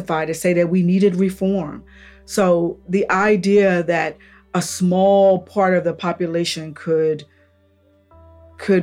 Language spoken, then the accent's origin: English; Upper Marlboro, Maryland, United States; I grew up in Upper Marlboro, one of the most racist towns there are in the state of Maryland